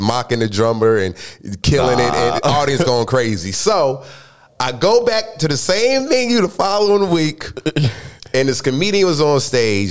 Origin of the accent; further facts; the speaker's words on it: New Jersey, United States; moved away as an adult; also born or lived in Atlanta, Georgia; now in Los Angeles, United States; I'm born and raised in Jersey